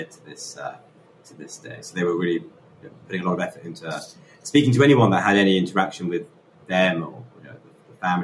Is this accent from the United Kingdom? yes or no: yes; London, United Kingdom; I'm from London.